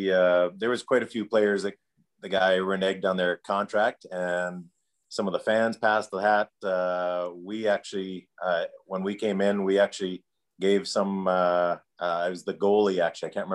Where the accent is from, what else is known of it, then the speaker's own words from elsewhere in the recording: Calgary, Alberta, Canada; also born or lived in Edmonton, Alberta; technically I was born there, but I came to Calgary when I was 3 months old. It does not count. I'm a Calgarian.